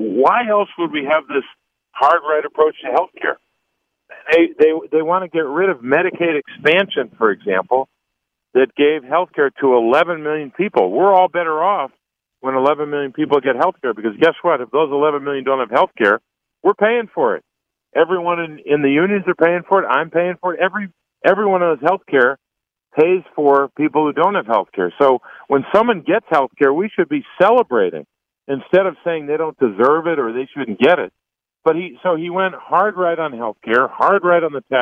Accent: Pennsylvania, United States; I grew up in Pennsylvania in politics.

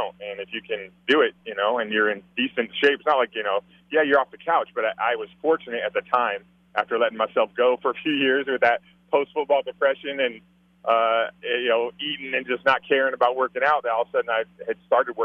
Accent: San Diego, California, United States; Growing up in San Diego

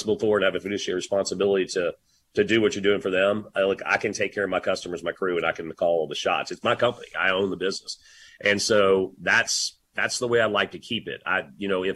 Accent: Louisiana, United States; also born or lived in Dallas, Texas; I'm a Louisiana boy and so grateful for my hometown

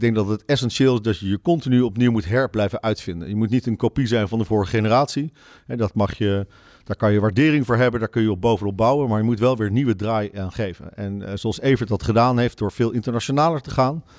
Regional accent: Netherlands; als Nederlander

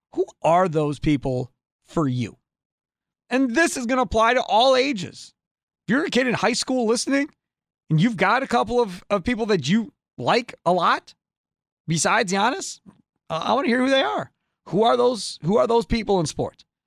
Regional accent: Kenosha, Wisconsin, United States; living here my whole life in Wisconsin, growing up in Kenosha

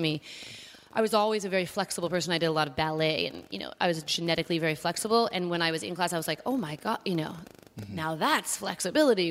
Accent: New York City, New York, United States; I grew up in a hotel called the Chelsea

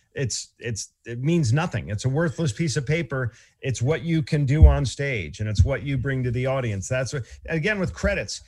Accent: Boston, Massachusetts, United States; I come from Boston

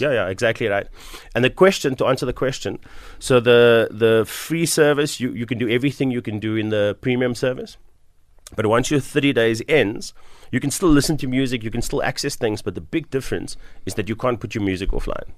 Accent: Cape Town, Western Cape, South Africa; also born or lived in Bonteheuwel, Cape Town; I grew up in Mitchells Plain

